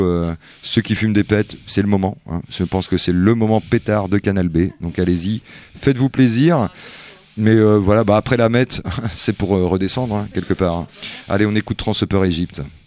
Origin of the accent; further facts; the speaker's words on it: France; on le comprend bien en tant que français.